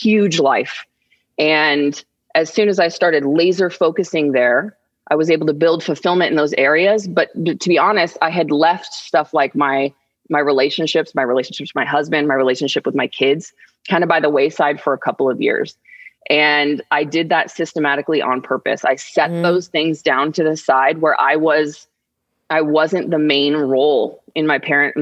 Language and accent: English; Arizona, United States; we're from Arizona